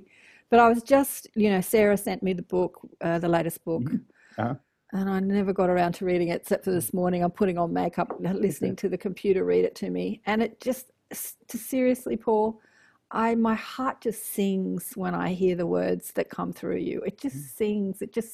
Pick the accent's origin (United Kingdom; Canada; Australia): Australia; Sydney, New South Wales; I'm a city slicker too, born and raised in Sydney